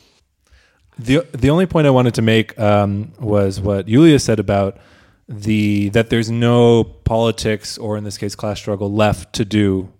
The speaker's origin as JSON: {"language": "English", "country": "United States", "moved": "yes", "said": "as an American"}